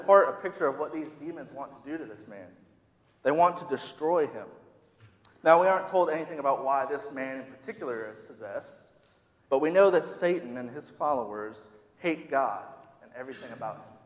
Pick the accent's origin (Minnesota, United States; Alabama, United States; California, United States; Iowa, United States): Minnesota, United States; now in the South, United States; I grew up in the Midwest, more specifically in Minnesota.